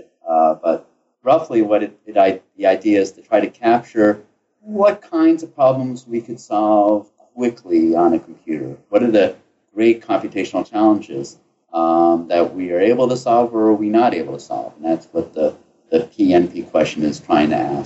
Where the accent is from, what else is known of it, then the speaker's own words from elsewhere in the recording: United States; moved away as an adult; also born or lived in Ithaca, New York / Cambridge, Massachusetts / Chicago, Illinois; now in Atlanta, United States; I grew up in the New York City, New Jersey area